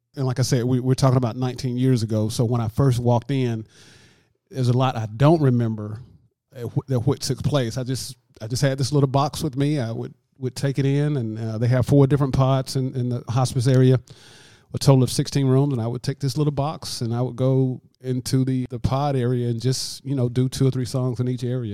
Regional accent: Lanett, Alabama, United States; moved away as an adult; now in LaGrange, United States; I was actually born and raised in Lynette, Alabama, which is about thirteen miles south of here

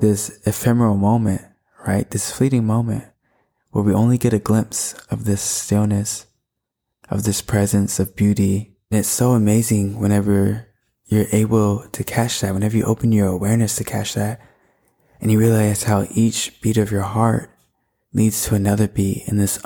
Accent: Florida, United States; I was born in May, was born in Florida

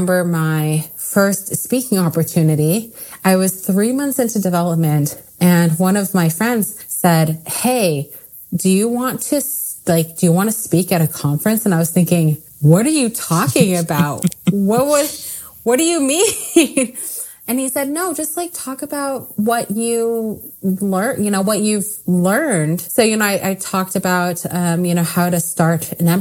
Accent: Silicon Valley, California, United States; I grew up in the Silicon Valley

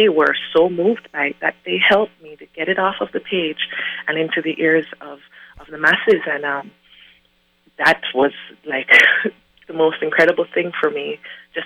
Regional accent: Jamaica; I'm from Jamaica

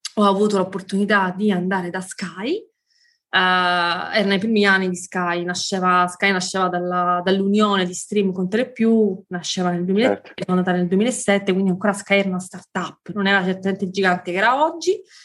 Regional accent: Sicily, Italy; moved away as an adult; also born or lived in Rome; io sono siciliana, mi sono mm, poi spostata a Roma dove ho frequentato l'università

